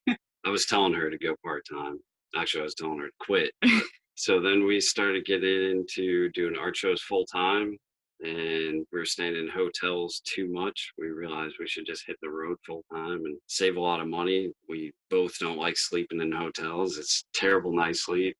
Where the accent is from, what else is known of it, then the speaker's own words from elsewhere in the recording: Maine, United States; We're actually from Maine